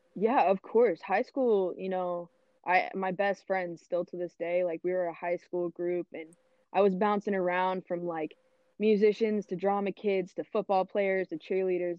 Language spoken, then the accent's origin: English; Fort Worth, Texas, United States; I am born and raised in Fort Worth, Texas. Um, I've been here my whole life